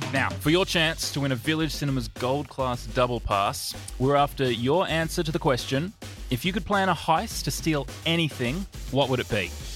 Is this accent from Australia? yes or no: yes; Perth, Western Australia, Australia; I grew up in Perth